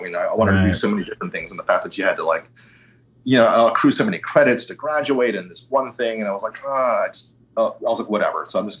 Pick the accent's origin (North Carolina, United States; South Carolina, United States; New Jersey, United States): New Jersey, United States; East Windsor; also born or lived in Ridgefield; I was born in Ridgefield, New Jersey, which I think is closer to New York, but we wound up East Windsor, which it's very classically suburban.